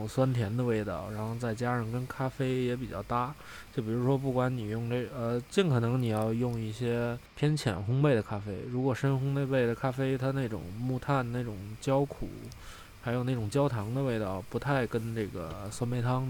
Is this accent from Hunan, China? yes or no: no; Beijing, China; 哎，真挺巧的啊，咱们仨都是在北京这个长大的，